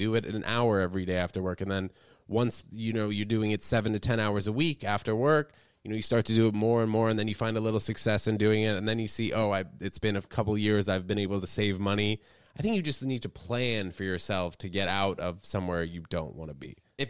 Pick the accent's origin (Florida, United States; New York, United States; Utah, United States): New York, United States; also born or lived in New Brunswick, United States; I was born in New Brunswick, spent what? 6 weeks there, and then moved to New York, so not much of a Jersey boy.